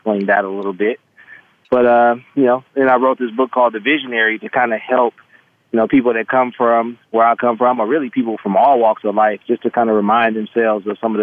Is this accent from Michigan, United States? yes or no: no; Los Angeles, California, United States; moved away as an adult; also born or lived in Hawaii; now in Las Vegas, United States; I'm from Los Angeles, California, Crenshaw District. So I'm an inner city kid that grew up with big dreams